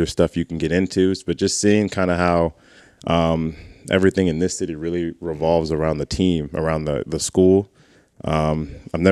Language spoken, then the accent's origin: English; Palo Alto, California, United States; also born or lived in Atlanta, Georgia / Kentucky; I'm from a little city called Palo Alto, California, in Northern California